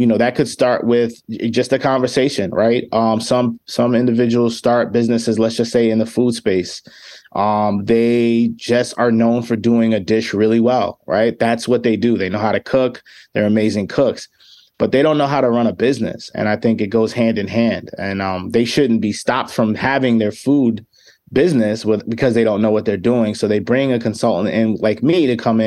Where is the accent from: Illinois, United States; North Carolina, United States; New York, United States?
New York, United States; New York City; also born or lived in Chicago; now in Rochester, United States; I'm originally from the Bronx